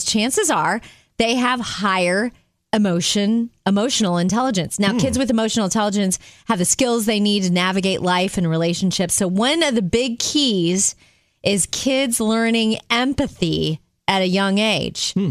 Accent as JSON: {"language": "English", "town": "Jupiter", "region": "Florida", "country": "United States", "tie": "born or raised there", "said": "We grew up in Jupiter, Florida, and we went to Jupiter Christian Schools"}